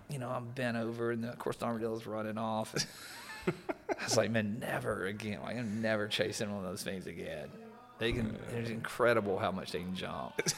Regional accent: Alabama, United States; growing up in Alabama

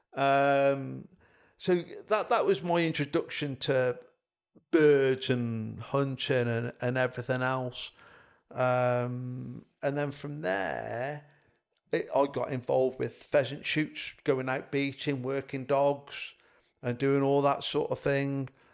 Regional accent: Highley, West Midlands, United Kingdom; also born or lived in Evesham; where I grew up in Highley, Bybridge North

